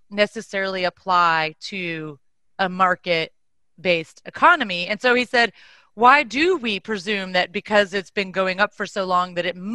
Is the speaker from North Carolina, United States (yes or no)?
no; Texas, United States; moved away; I am from Texas